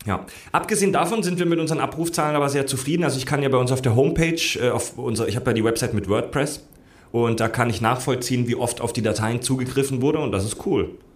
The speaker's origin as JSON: {"language": "German", "region": "Southern Germany", "country": "Germany", "tie": "born or raised there", "moved": "yes", "said": "zu Hause in meiner Heimat in Süddeutschland"}